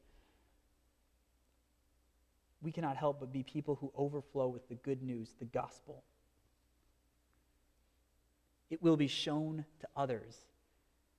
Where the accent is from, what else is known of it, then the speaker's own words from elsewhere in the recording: Marinette, Wisconsin, United States; I grew up in Marinette, Wisconsin